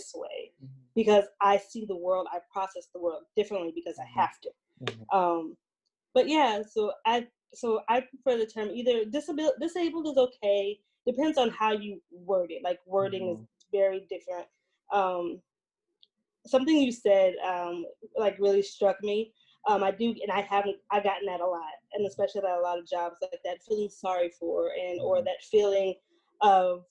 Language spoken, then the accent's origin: English; Albany, New York, United States; now in Central Falls, United States; I am originally from Albany, New York